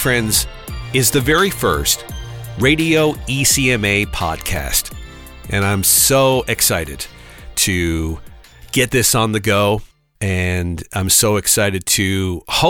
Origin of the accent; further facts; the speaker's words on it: Newfoundland and Labrador, Canada; also born or lived in Grand Falls-Windsor, Newfoundland and Labrador / Halifax, Nova Scotia / St. John's, Newfoundland and Labrador / Toronto; I was born in Grand Falls, Windsor, in Newfoundland and Labrador, which, if you don't know, Grand Falls, Windsor is the very center of the province